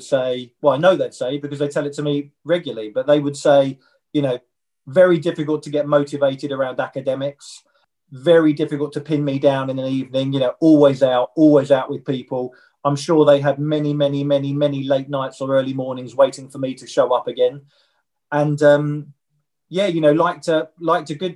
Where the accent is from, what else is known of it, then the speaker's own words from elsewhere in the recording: Kent, South East England, United Kingdom; We grew up in Kent